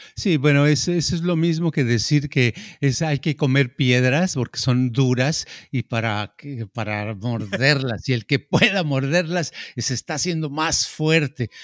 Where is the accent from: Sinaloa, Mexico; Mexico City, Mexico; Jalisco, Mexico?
Mexico City, Mexico; yo crecí crecí en la Ciudad de México y en el barrio donde yo vivía, ¿verdad? Hasta los 12 años en ese barrio